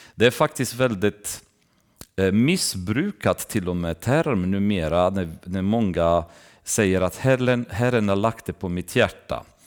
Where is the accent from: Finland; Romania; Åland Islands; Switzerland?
Romania; moved away; när jag växte upp i, i Rumänien så gick jag med i baptistkyrkan